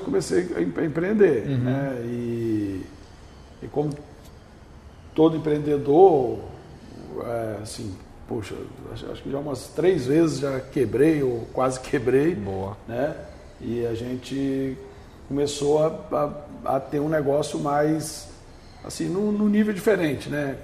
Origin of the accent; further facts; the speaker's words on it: north of Espírito Santo state, Brazil; also born or lived in São Sebastião do Norte / Pedro Canário; now in Vitória, Brazil; Eu vim do norte do estado